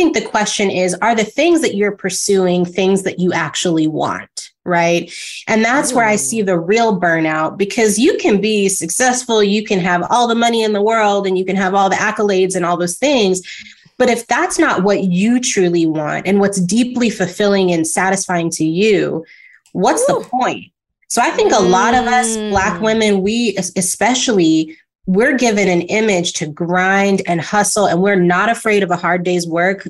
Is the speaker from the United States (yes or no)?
yes; California, United States; moved away as an adult; also born or lived in Atlanta; now in New York City, United States; Live in New York City, because I grew up in California.